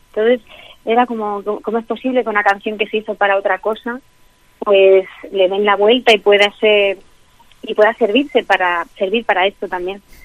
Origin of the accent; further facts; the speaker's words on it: Albacete, Castilla-La Mancha, Spain; moved away as an adult; me fuera de Albacete a los 18 años, ¿no? Yo cada vez sueño más con mi infancia, mm. con mi tierra, con el pueblo donde me crié